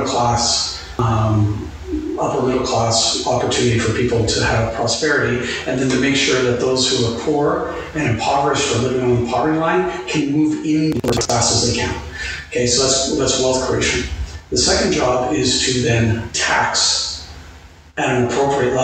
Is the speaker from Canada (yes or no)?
yes; Canada; I'm just talking as a Canadian